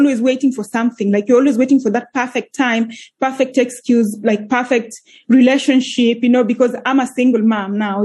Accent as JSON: {"language": "English", "country": "Kenya", "tie": "born or raised there", "moved": "as an adult", "lives_now": "Iceland", "said": "I'm originally from Kenya. So that's where born and raised in Kenya. I moved to Iceland 11 years ago when I was 25 years old."}